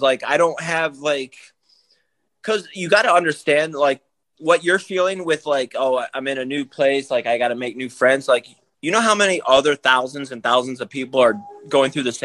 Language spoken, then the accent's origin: English; Daytona Beach, Florida, United States; I grew up in Daytona Beach